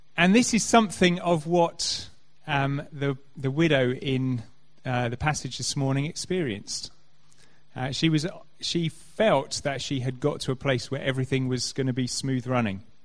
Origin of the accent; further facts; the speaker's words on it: Canterbury, South East England, United Kingdom; I grew up in Canterbury